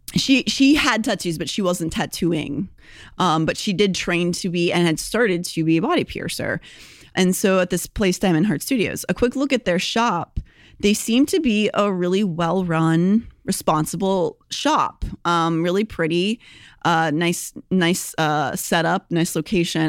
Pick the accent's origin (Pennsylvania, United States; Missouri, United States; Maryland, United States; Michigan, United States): Pennsylvania, United States; Pittsburgh; moved away; also born or lived in Philadelphia; I'm from Pittsburgh, but I also lived in Philadelphia for many years, so I also consider that my home